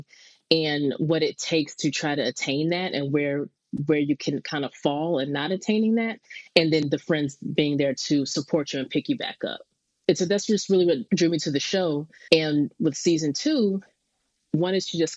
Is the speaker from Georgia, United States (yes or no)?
yes; Stone Mountain, Georgia, United States; moved away; also born or lived in Lithonia, Georgia / Boston; I'm born and raised in Stone Mountain / Lithonia, Georgia, kind of split growing up between those two towns right outside of Atlanta